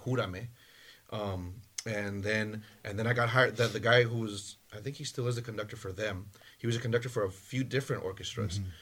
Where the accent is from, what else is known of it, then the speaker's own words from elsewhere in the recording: California, United States; also born or lived in Michoacán, Mexico; My family's from Michoacan, from Mexico. I was born in California.